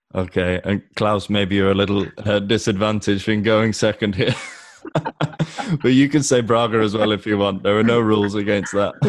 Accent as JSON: {"language": "English", "region": "England", "country": "United Kingdom", "said": "as an Englishman"}